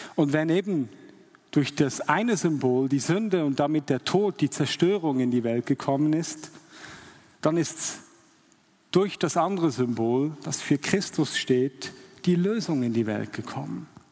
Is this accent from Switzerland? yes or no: yes; Switzerland; als Schweizer